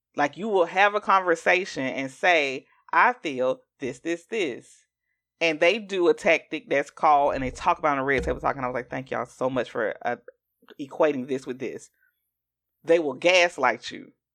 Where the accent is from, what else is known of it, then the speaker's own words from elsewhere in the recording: Augusta, Georgia, United States; I'm from Augusta, Georgia